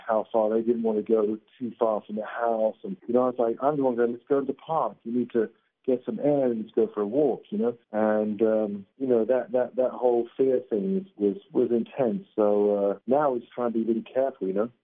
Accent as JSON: {"language": "English", "region": "England", "country": "United Kingdom", "said": "I'm English"}